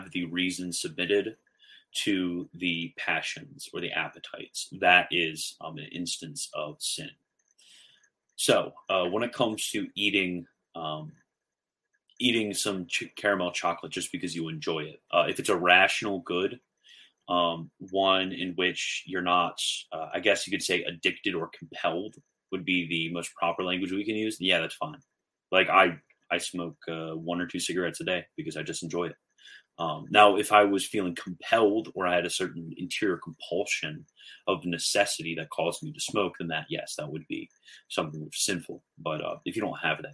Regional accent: Maryland, United States; moved away; I'm from Maryland, love Maryland

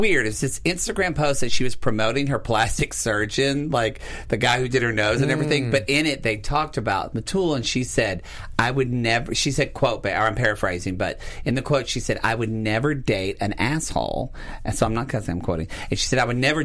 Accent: the South, United States; I grew up in the South

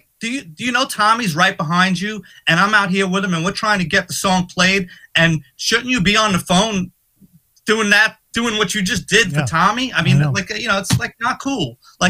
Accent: New York, United States; growing up in New York, you always dream of playing Madison Square Garden.

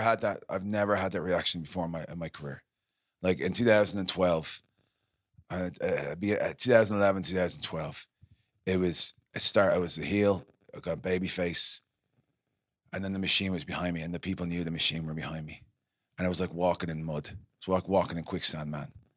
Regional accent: Ireland; moved away; I'm from Ireland

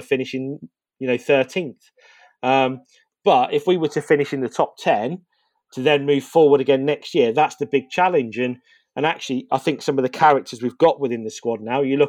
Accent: Northampton, East Midlands, United Kingdom; born or raised there

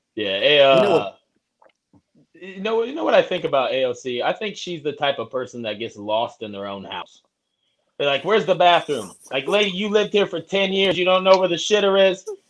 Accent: Indiana, United States; We're not known for barbecue in Indiana

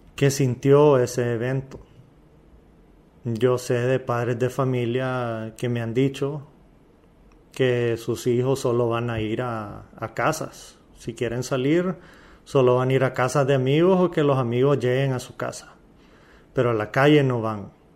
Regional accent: Valle de Ángeles, Francisco Morazán, Honduras; Yo soy de Valle de Ángeles, un pueblo lindo.

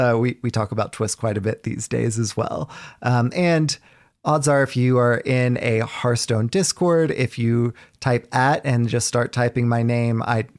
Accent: Southern United States, United States; You know, I grew up in the South.

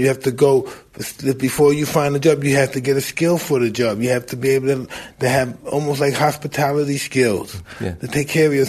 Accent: New York City, New York, United States; I'm from Brownsville, Brooklyn, okay?

